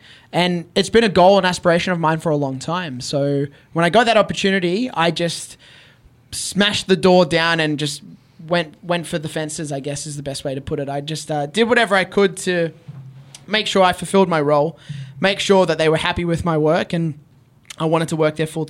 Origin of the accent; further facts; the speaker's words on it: Australia; And as an Australian, as a Filipino Australian, as someone from a place that they wouldn't anticipate to have a wrestling scene or a wrestling star